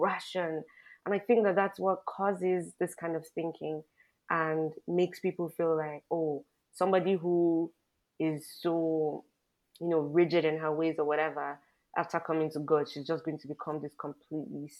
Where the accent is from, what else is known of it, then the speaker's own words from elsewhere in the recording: Nigeria; as a Nigerian